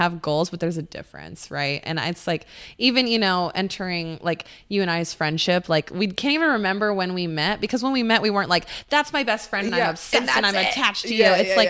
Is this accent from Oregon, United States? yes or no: yes; Oregon, United States; now in Scottsdale, United States; in Scottsdale. I'm from Oregon, for goodness sakes.